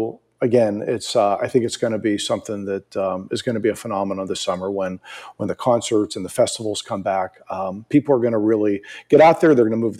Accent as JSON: {"language": "English", "region": "East Coast", "country": "United States", "said": "You know, I'm originally from the East Coast."}